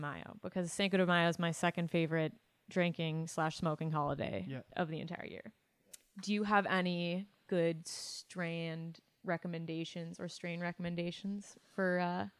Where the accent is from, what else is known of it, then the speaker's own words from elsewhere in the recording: Ottawa, Ontario, Canada; I'm actually from the West End